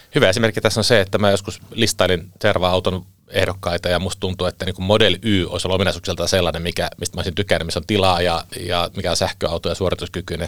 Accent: Southeast Finland, Finland; moved away; talvisin aika paljon kotikulmilla Kaakkois-Suomessa

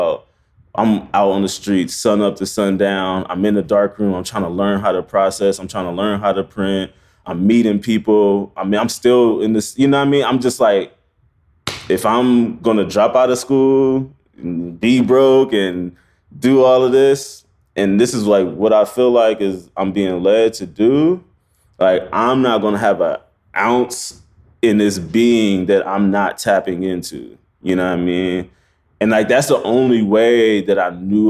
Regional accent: Omaha, Nebraska, United States; moved away as an adult; also born or lived in Iowa; now in New York, United States; I was born in Omaha, Nebraska. I went to college in Iowa, and then I landed in New York

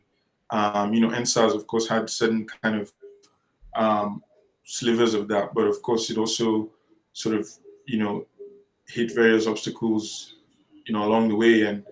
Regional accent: Nigeria; a Nigerian academic myself

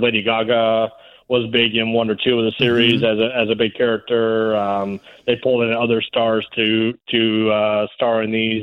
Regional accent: Reno, Nevada, United States; here in my hometown

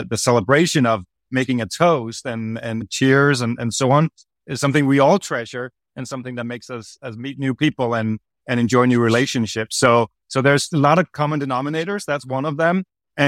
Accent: Copenhagen, Capital Region of Denmark, Denmark; I'm from Copenhagen, Denmark, originally.

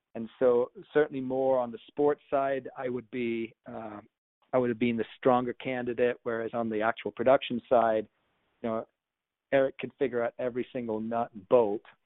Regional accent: United Kingdom; I'm from the United Kingdom

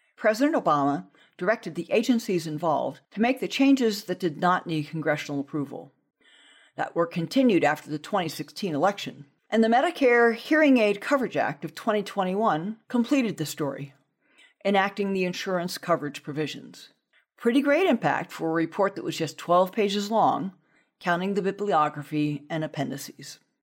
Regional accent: Southern California, United States; growing up in Southern California

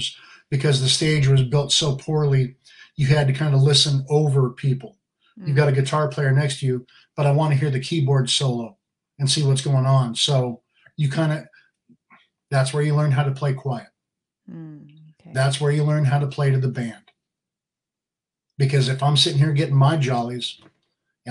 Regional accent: San Diego, California, United States; I was born and raised in Alec Gardens, mm-hmm. like kind of by San Diego State area, Waring Road.

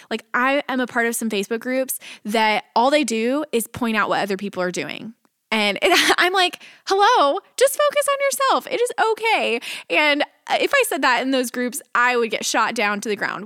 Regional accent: Texas, United States; moved away as an adult; now in Nashville, United States; I was leaving my hometown in Texas

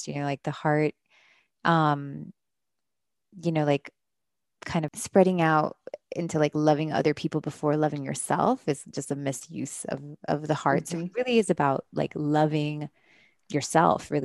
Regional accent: Miami, Florida, United States; moved away; I'm from Miami, my parents are Caribbean

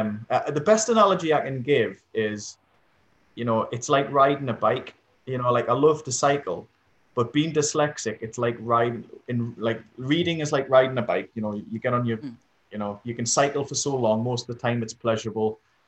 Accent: Stanley, North East England, United Kingdom; I live in a town called Stanley, which is basically hills.

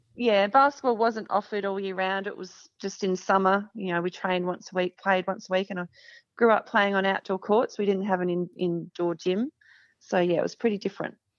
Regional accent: Murrayville, Victoria, Australia; grew up in Murrayville in Victoria

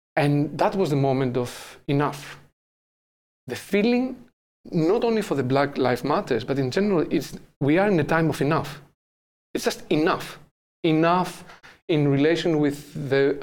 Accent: Athens, Attica, Greece; English is a second language; moved away as an adult; now in Amsterdam, Netherlands; my background is I'm from Greece, I'm from Athens

